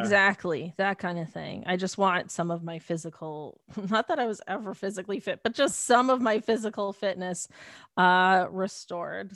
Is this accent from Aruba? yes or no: no; Mississauga, Ontario, Canada; I grew up in Mississauga